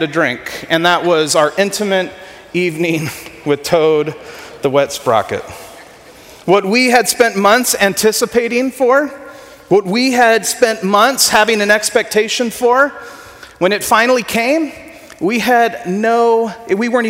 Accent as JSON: {"language": "English", "town": "Ventura", "region": "California", "country": "United States", "tie": "born or raised there", "said": "I grew up in Ventura."}